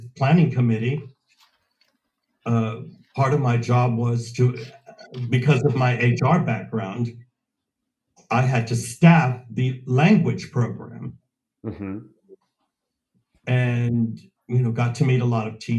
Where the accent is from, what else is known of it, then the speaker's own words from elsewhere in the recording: Houston, Texas, United States; moved away as an adult; also born or lived in New York / San Francisco / London / France; now in Germany; I'm originally from Houston, Texas, and went to school and university in Houston, Texas